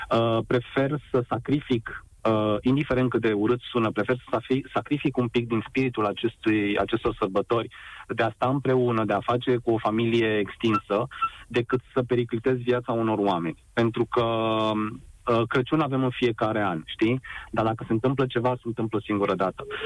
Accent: Romania; Nu ne comparăm cu un astfel de stat, noi ca români.

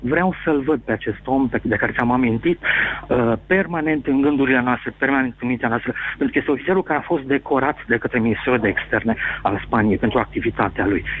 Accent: Timișoara, Timiș County, Romania

